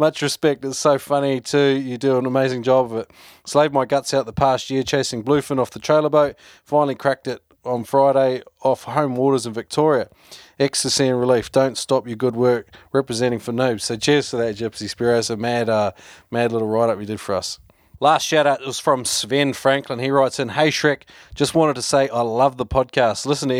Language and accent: English; New Zealand; now in Melbourne, Australia; Don't mistake me though, I'm a Kiwi living over here too.